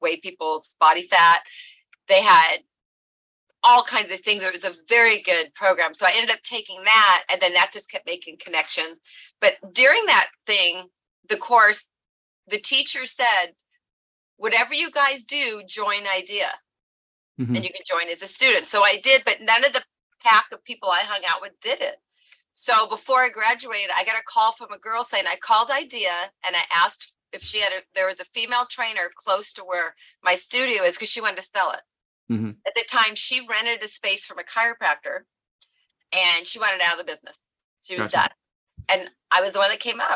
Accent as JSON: {"language": "English", "town": "Long Beach", "region": "California", "country": "United States", "also_born_or_lived": "Oregon", "said": "I'm originally from Long Beach, California, which I'm here again right now as of last year"}